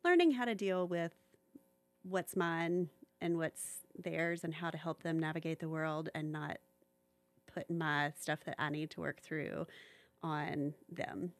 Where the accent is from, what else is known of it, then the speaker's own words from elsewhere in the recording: Little Rock, Arkansas, United States; also born or lived in Atlanta / Chattanooga; now in Knoxville, United States; I grew up in, um, Little Rock, Arkansas